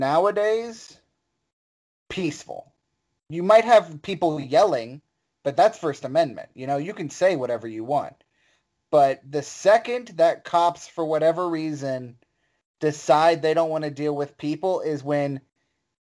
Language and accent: English; Charleston, West Virginia, United States; moved away; also born or lived in Chicago; I'm originally from West Virginia